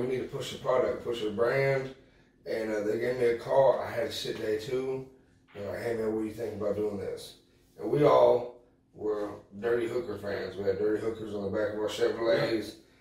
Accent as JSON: {"language": "English", "area": "Galveston County", "region": "Texas", "country": "United States", "said": "we're all from Galveston County"}